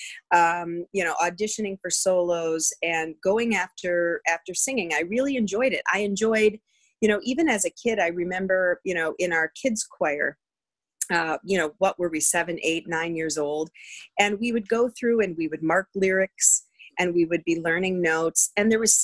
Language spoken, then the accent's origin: English; just outside of Green Bay, Northeast Wisconsin, United States; I grew up in the great land of Wisconsin, the Midwest, mm-hmm. Northeast Wisconsin, just outside of Green Bay on a working farm